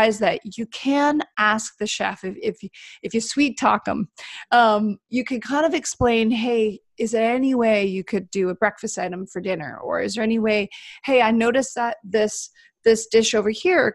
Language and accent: English; Canada; being Canadian